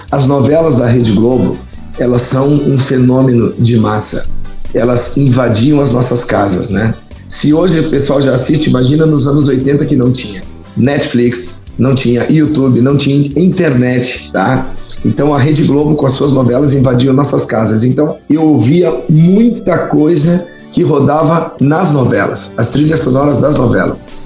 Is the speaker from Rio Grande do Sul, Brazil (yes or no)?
yes; Tucunduva, Rio Grande do Sul, Brazil; also born or lived in Santa Rosa; eu nasci em Santa Rosa e, e logo, logo fui para Tucunduva, né? Então eu, eu, me criei, digamos assim, a, a minha infância foi em Tucunduva.